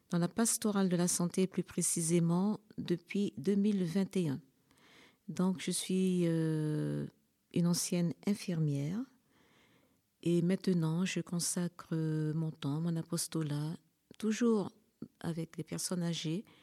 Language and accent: French; French Guiana; now in Switzerland; je pourrais dire que je suis native de Guyane française